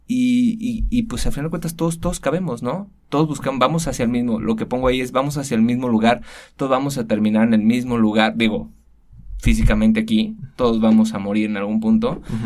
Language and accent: Spanish; Guadalajara, Jalisco, Mexico; soy tapatío. Nací, crecí, todo aquí en Guadalajara.